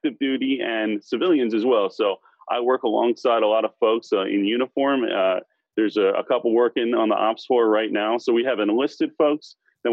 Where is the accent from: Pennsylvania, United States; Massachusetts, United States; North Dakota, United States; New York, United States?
Pennsylvania, United States; Philadelphia; I grew up in the Philadelphia area